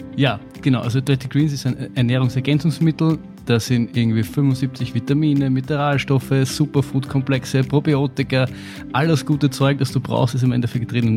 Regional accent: Austria; wir kommen aus Österreich

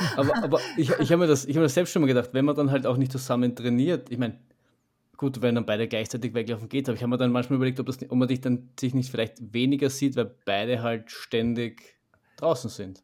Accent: Vienna, Austria; so wie wir jetzt schaffen als, als, als Wiener

